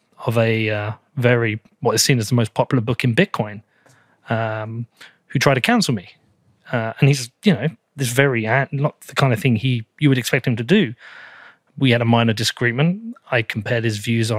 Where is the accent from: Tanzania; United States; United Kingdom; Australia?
United Kingdom; England; I'm British European. I'm from England